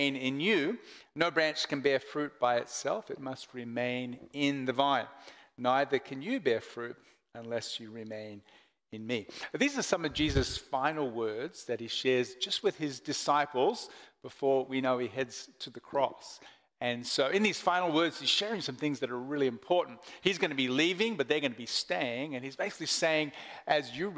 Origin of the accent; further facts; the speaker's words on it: Portland, Oregon, United States; now in Melbourne, Australia; I was born in Melbourne, and then I grew up in America, Portland, Oregon, for about 10 years before coming back to Melbourne.